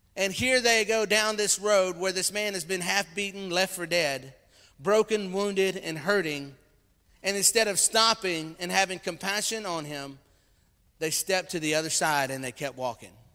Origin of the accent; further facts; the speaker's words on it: Louisiana, United States; moved away; I came from Louisiana. I came from the swamps and the bayous of Louisiana, and we like sweet tea